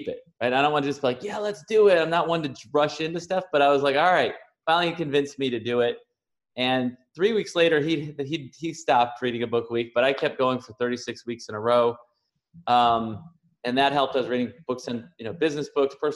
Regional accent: Chicago, Illinois, United States; also born or lived in San Diego; now in Puerto Rico; I'm originally from Chicago. I lived in San Diego for the last 16 years and just moved to Puerto Rico a few weeks ago

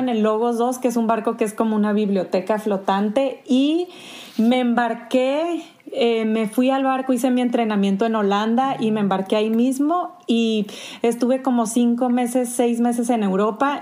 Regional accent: Sonora, Mexico; moved away as an adult; also born or lived in Tijuana; soy sonorense, no sé si todavía se me nota en mi acento

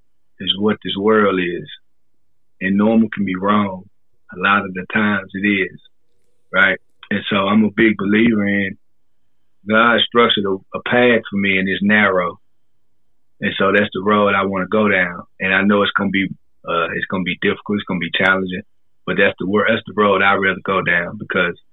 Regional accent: Fort Worth, Texas, United States; moved away as an adult; now in Japan; I'm originally from Fort Worth, Texas

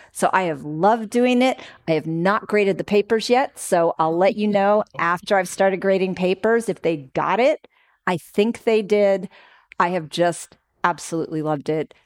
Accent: Oakland, California, United States; I'm from Oakland

